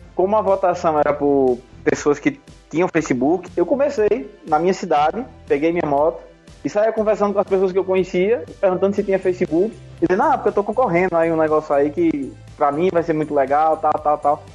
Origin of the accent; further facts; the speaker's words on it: Pernambuco, Brazil; lá da minha terra, lá no meu sertão não sou paraibano, sou pernambucano